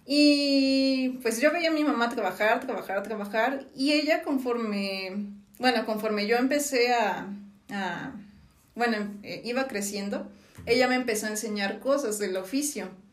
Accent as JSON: {"language": "Spanish", "town": "Villahermosa", "region": "Tabasco", "country": "Mexico", "tie": "born or raised there", "moved": "as an adult", "lives_now": "Mexico City, Mexico", "said": "yo nací en Villahermosa, Tabasco"}